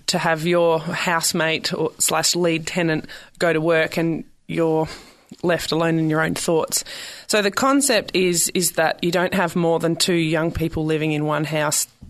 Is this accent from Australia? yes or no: yes; South Australia, Australia; accent: Aussie; moved away as an adult; also born or lived in Victoria, Australia; now in San Francisco, United States; I grew up in South Australia and I moved to the state of Victoria